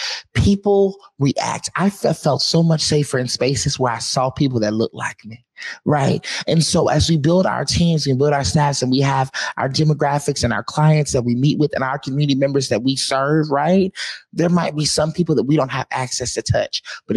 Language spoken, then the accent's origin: English; the South, United States; I was raised in the South where Black excellence is taught, it's instilled.